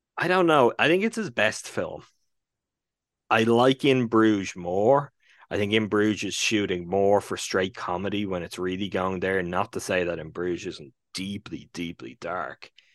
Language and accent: English; Ireland; even as an Irishman